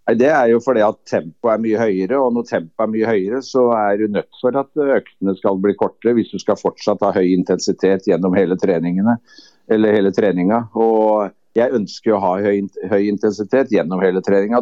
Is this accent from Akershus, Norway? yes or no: yes; Kløfta, Akershus, Norway; så kom jeg da fra Kløfta